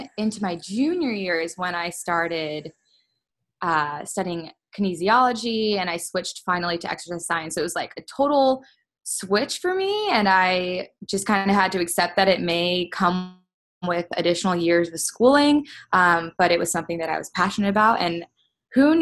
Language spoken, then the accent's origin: English; Cleveland, Ohio, United States; moved away as an adult; now in Columbus, United States; I am from Cleveland, Ohio originally, but I've been living in Columbus for 5 years